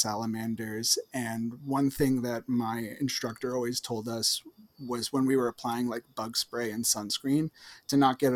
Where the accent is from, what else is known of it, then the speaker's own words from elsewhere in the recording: New Jersey, United States; accent: Jersey; my Jersey accent